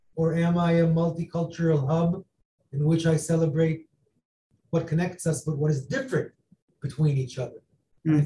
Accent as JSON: {"language": "English", "region": "Florida", "country": "United States", "tie": "born or raised there", "also_born_or_lived": "Israel", "moved": "yes", "lives_now": "New York, United States", "said": "I grew up in Florida"}